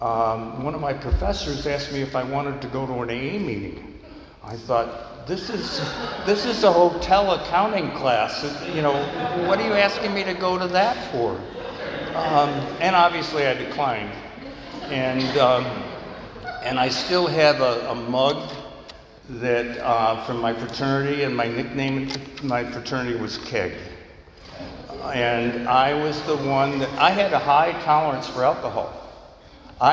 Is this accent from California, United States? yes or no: no; New York, United States; I grew up in New York State, where the drinking age at that time was 18